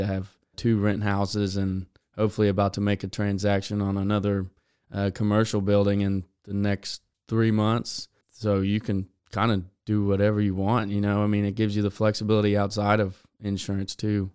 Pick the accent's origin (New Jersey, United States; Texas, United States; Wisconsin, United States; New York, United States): Texas, United States; Beeville; also born or lived in College Station, Texas; I was born and raised in Beeville, uh, Texas